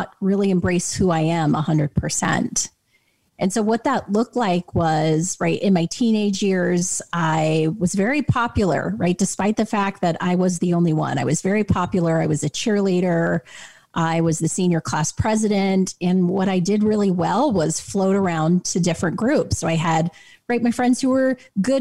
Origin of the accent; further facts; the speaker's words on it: Clinton, Utah, United States; I grew up in Clinton, Utah, of all places